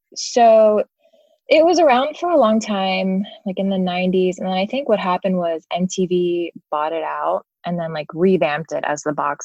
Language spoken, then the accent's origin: English; King of Prussia, Pennsylvania, United States; now in Los Angeles, United States; I grew up in Philly suburb of King of Prussia